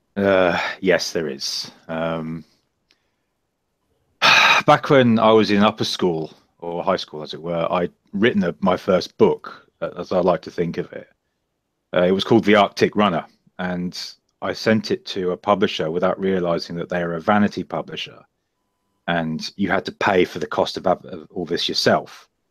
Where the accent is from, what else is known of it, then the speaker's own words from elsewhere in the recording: Bedford, East of England, United Kingdom; my hometown of Bedford